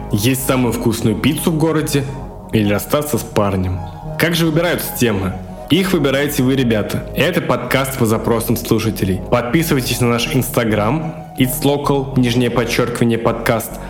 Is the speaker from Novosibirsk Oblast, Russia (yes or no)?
no; Moscow, Russia; Всем привет … я адвокат из Москвы.